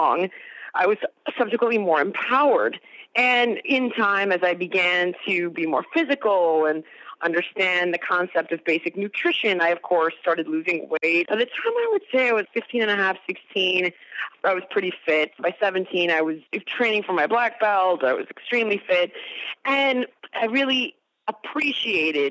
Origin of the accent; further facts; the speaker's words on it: the Valley of Southern California, United States; I was actually born in the Valley of Southern California, and I grew up there as well